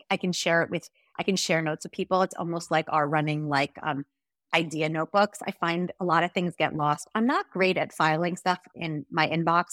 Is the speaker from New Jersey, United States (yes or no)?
yes; New Jersey, United States; moved away as an adult; also born or lived in Hong Kong / Montana; now in Israel; I grew up in New Jersey, that's where I'm from